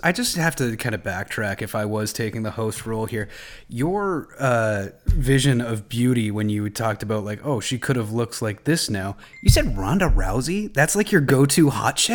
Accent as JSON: {"language": "English", "town": "Belleville", "region": "Ontario", "country": "Canada", "also_born_or_lived": "Manitoba", "moved": "yes", "said": "I'm from uh, Belleville"}